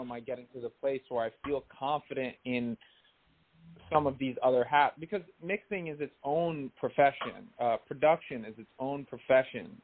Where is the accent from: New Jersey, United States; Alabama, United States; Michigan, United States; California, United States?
New Jersey, United States; also born or lived in New York City; now in Los Angeles, United States; I grew up in North Jersey